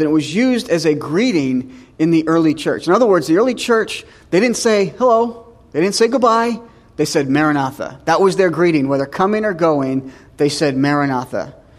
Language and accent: English; New Hampshire, United States; moved away; I'm from New Hampshire